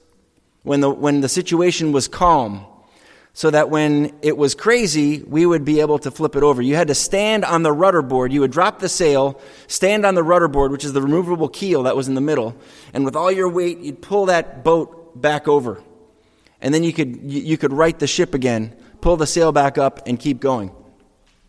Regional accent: Franklin, New Hampshire, United States; I grew up on Webster Lake. It's a little freshwater lake in West Franklin

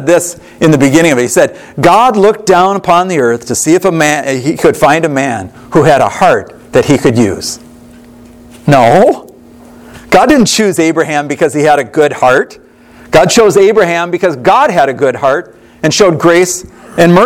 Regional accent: Monticello, Minnesota, United States; I grew up outside of Monticello, Minnesota

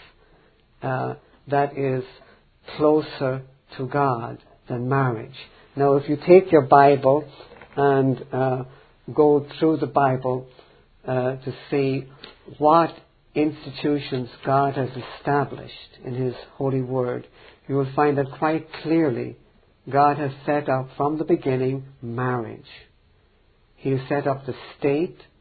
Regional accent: Ireland; I grew up in Ireland

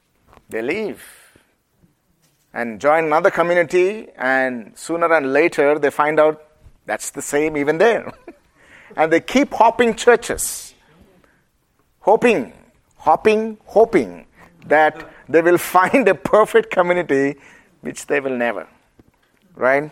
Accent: India; accent: Indian; my Indian accent

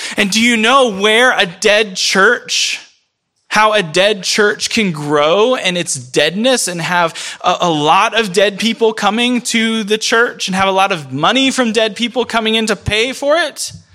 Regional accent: rural Florida, United States; moved away; I'm from Florida. I'm from rural Florida.

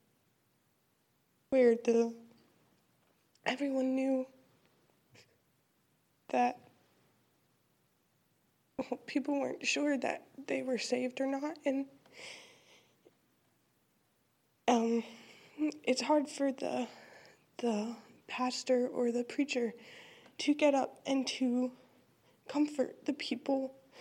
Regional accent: Olive Branch, Mississippi, United States; I'm from Olive Branch, Mississippi.

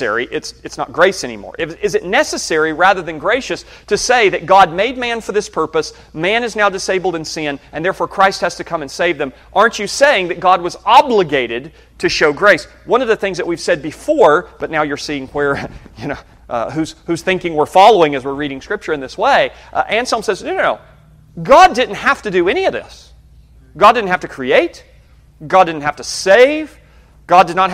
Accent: Birmingham, Alabama, United States; I was born in Birmingham, Alabama

